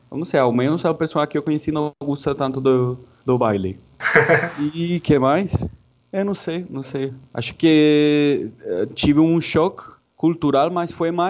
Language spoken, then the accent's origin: Portuguese; Santa Marta, Magdalena, Colombia; Portuguese is a second language; moved away as an adult; now in São Paulo, Brazil; de Santa Marta, norte da, da Colômbia.